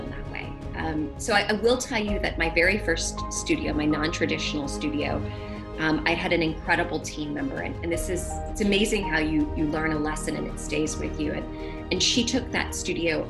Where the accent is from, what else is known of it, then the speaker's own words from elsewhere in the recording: New Orleans, Louisiana, United States; I'm from New Orleans